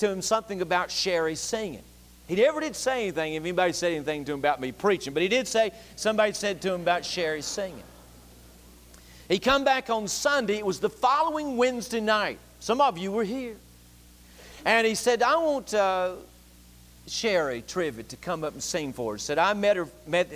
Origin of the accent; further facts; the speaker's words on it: Boone, North Carolina, United States; moved away as an adult; from Boone, North Carolina.